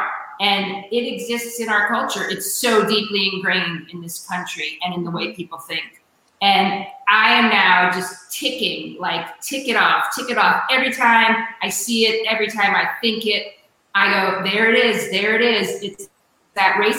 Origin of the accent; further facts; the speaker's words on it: Glen Cove, New York, United States; I went to Glen Cove myself.